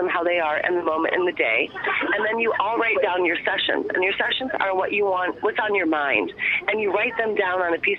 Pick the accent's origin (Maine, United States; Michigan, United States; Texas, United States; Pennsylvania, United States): Michigan, United States; Detroit; I'm born and raised in Michigan, Detroit, Michigan, the murder capital of the world